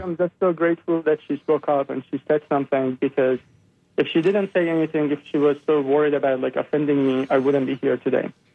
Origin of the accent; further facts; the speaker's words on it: Iran; moved away as an adult; I uh, grew up in uh, Iran. I'm born and raised in Iran, and um, I was there until I was 22 years old